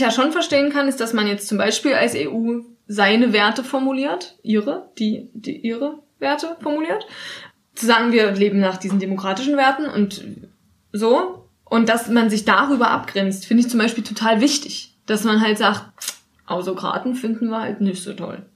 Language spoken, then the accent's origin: German; Germany; in Deutschland, obwohl wir uns vielleicht mehr als Deutsche fühlen